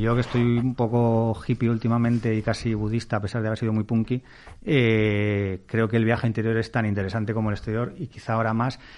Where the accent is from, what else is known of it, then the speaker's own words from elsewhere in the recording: Castile, Spain; como mi padre soy castellano